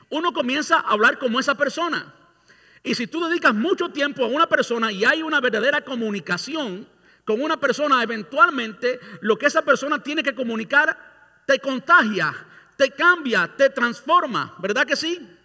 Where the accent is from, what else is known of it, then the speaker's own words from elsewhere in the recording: Cuba; now in Tampa, United States; Yo vine de Cuba en el, a finales del 99. Un año después vino mi pastor a Miami y yo fui a Miami. Yo vivía aquí en Tampa todo el tiempo.